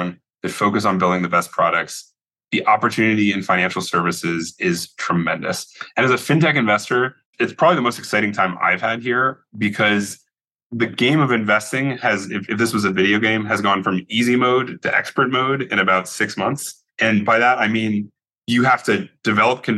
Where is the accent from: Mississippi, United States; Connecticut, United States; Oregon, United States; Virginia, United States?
Connecticut, United States; now in San Francisco, United States; I grew up in Connecticut